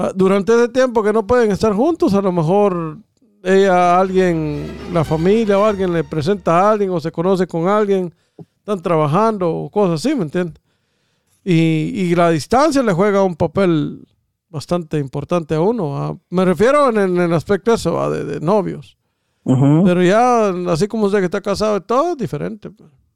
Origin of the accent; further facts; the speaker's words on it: Guatemala; moved away; Si voy a estar igual que como estaba en Guatemala, amor, me quedo allá, en mi país.